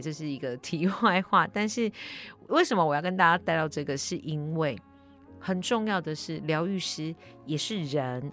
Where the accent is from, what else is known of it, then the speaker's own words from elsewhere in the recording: Taiwan; 我就是台湾的阿信这样子